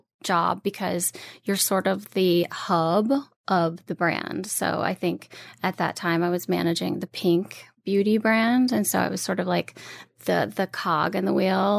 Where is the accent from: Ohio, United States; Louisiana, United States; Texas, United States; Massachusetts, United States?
Louisiana, United States; moved away as an adult; now in New York, United States; I am born and raised in Louisiana. I moved to New York right out of college